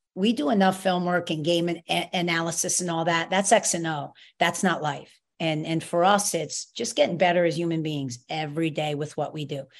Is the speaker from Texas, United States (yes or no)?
no; New York, United States; now in Rhode Island, United States; I'm a New Yorker.